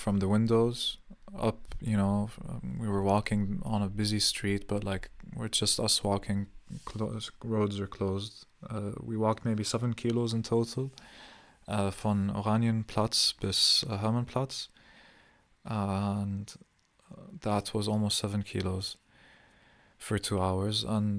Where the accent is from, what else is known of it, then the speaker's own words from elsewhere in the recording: Palestine; also born or lived in Saudi Arabia; I've always defined myself as Palestinian to everyone, even though my passport is Jordanian and I was born in Saudi Arabia.